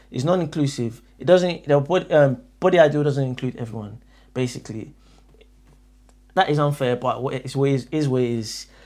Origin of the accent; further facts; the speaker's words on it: Nigeria; I'm from Nigeria